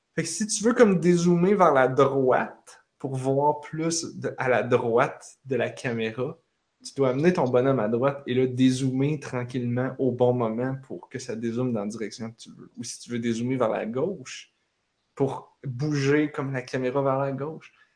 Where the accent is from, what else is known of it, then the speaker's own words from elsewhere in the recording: Repentigny, Quebec, Canada; je viens de Repentigny